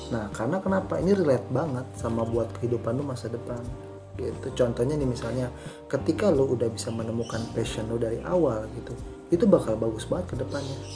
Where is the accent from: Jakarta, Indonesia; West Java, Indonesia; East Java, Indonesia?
Jakarta, Indonesia; karena ya gue dulu dari Jakarta kan.